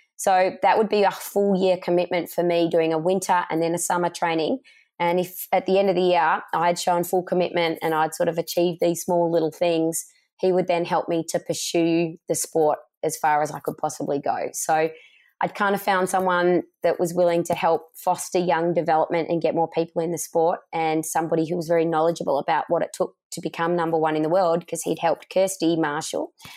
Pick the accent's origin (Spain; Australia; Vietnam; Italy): Australia; growing up in Australia where sport was a really big part of our lifestyle